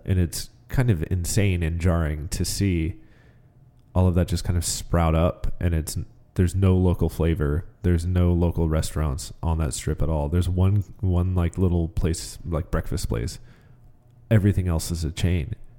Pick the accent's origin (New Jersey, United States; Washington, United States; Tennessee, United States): Washington, United States; Marysville; growing up in Marysville